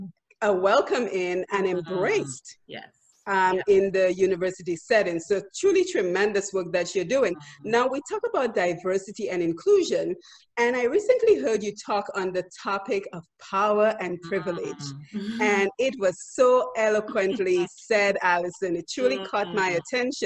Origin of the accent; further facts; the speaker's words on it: Dominica; moved away; you and I came from Dominica, which is a relatively poor country